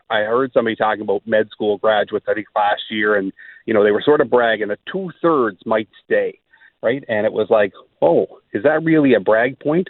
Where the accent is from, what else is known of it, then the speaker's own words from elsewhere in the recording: East Coast, Canada; moved away as an adult; also born or lived in Saskatchewan; now in Brandon, Canada; we're originally from the East Coast